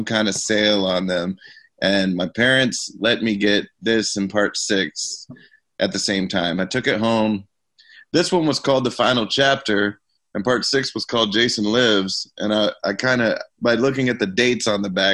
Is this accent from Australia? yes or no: no; Canada; I'm from Canada